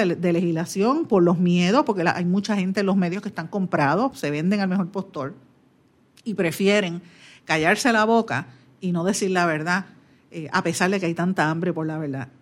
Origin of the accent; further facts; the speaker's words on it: Guaynabo, Puerto Rico; mi pueblo de Guaynabo